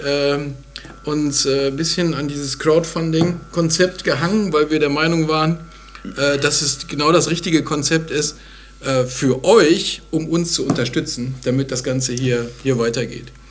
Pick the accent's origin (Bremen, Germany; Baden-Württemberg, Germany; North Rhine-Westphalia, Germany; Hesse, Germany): North Rhine-Westphalia, Germany; Bonn; Meine Heimatstadt